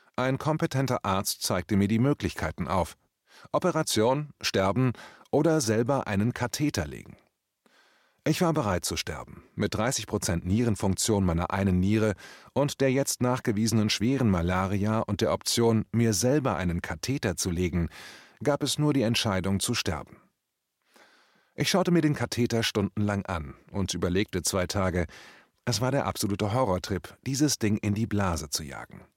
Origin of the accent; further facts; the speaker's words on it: Braunschweig, Lower Saxony, Germany; also born or lived in Hamburg; Nach dem Umzug nach Braunschweig